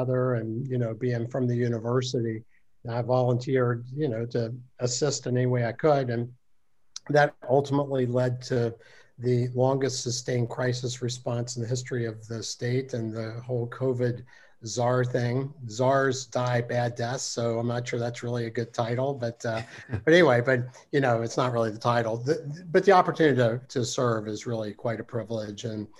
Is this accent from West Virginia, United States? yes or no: yes; Charleston, West Virginia, United States; I grew up in Charleston, went to Charleston High School, went to WVU, and went to undergraduate medical school at WVU.